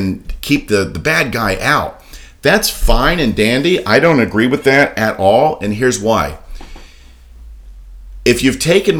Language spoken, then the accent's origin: English; Daytona Beach, Florida, United States; I was born and raised in Daytona Beach my whole life